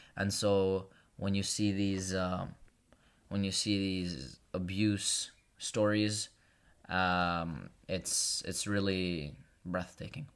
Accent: Kosovo; now in Brindisi, Italy; I'm from Kosovo

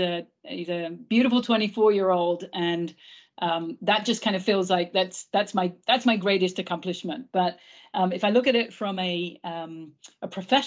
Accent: England, United Kingdom; first language English; Obviously, I'm English mother tongue.

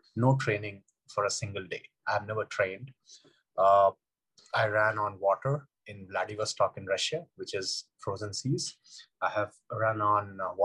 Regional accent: India; I grew up in India, in small towns of India where there is no swimming culture

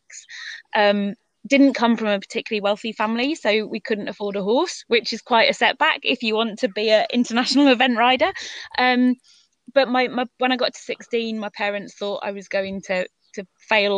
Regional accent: Northumberland, North East England, United Kingdom; also born or lived in Kent; We moved up to Northumberland. My mum was from up that area, so we moved up there when I was 10.

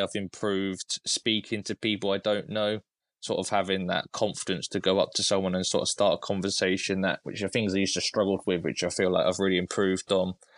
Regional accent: Cambridge, East of England, United Kingdom; I'm actually from Cambridge, so I'm about an hour away

